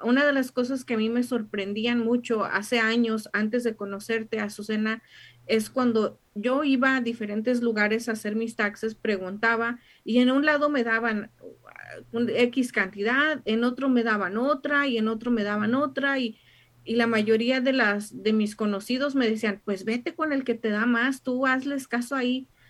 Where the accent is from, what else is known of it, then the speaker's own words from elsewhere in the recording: Mexico; now in United States; yo como buena mexicana